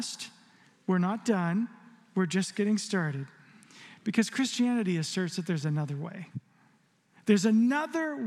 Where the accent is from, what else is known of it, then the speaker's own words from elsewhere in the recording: Arizona, United States; growing up in Arizona, there's a lot of lightning and thunder